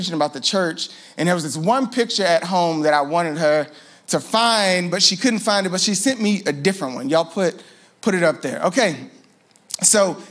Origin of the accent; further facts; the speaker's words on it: Louisiana, United States; also born or lived in New Orleans; I'm from Louisiana, so we have godparents called Parent